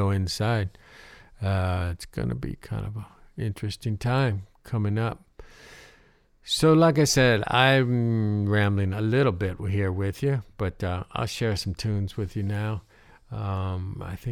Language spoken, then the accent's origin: English; Ohio, United States; moved away; I grew up in Ohio